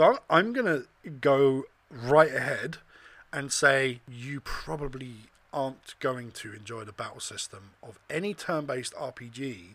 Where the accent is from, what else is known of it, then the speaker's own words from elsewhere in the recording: London, United Kingdom; I'm from London